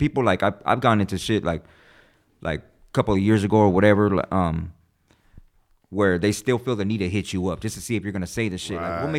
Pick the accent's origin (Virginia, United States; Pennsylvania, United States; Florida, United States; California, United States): California, United States; Yeah, born and raised.